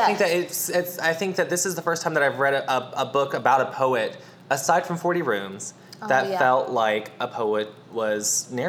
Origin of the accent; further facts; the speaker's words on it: the South, United States; we're all here from the South